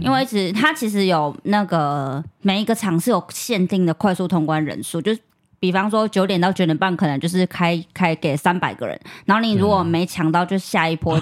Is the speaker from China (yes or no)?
no; Taiwan; 我是台湾来的